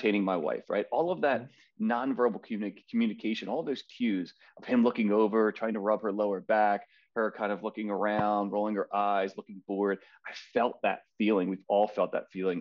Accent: Philadelphia, Pennsylvania, United States; I grew up in Philadelphia. I'm a lifelong Philadelphian

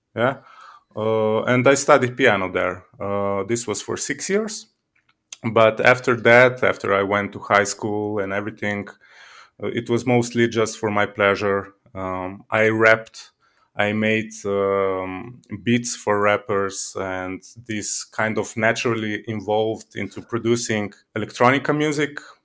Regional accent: Slovenia; I'm from Slovenia

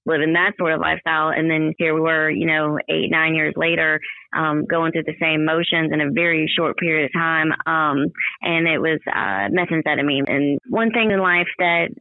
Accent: Ocean Springs, Mississippi, United States; I'm from Ocean Springs, and I've been here a long time, almost my whole life.

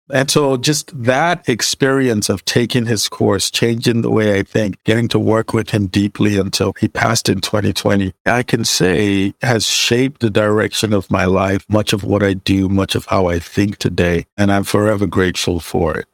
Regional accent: Nigeria; moved away; I'm originally Nigerian

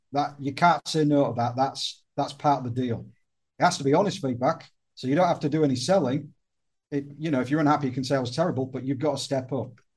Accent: the north of England, United Kingdom; now in Malta; I'm Northern English

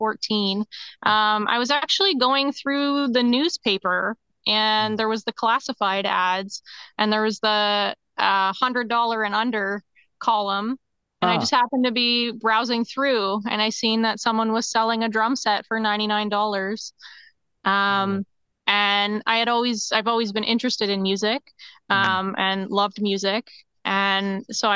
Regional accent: St. Catharines, Ontario, Canada; I am from St. Catharines, Ontario, Canada. So born and raised, and have never lived anywhere else

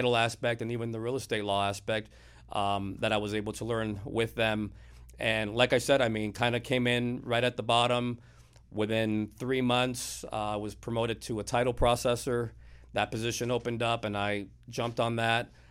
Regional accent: Miami, Florida, United States; also born or lived in Broward County, Florida; now in Port Charlotte, United States; I was born and raised in Miami

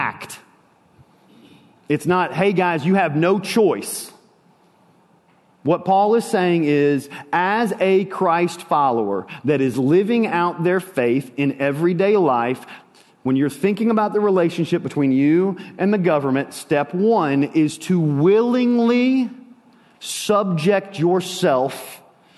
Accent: United States; as an American

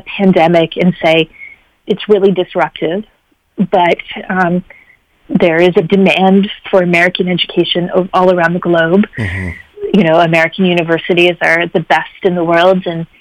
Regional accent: Canada; moved away; also born or lived in Washington, D.C.; I'm Canadian

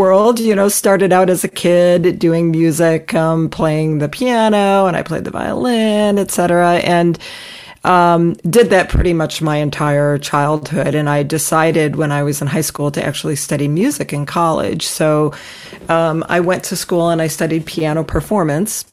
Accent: Ohio, United States; moved away as an adult; also born or lived in Long Island, New York; now in Newton, Massachusetts, United States; I grew up in Ohio

